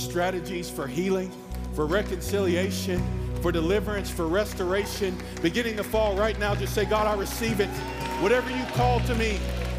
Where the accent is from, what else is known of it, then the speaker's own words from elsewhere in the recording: East Coast, United States; You see, I grew up on the East Coast, and the only thing I thought of the first time I heard West Coast or West Side was the gangs of LA.